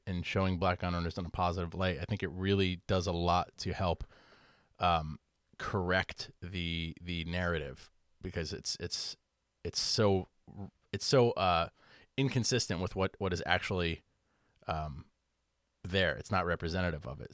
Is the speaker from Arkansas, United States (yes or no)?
no; Connecticut, United States; growing up in Connecticut and, like, white suburban Connecticut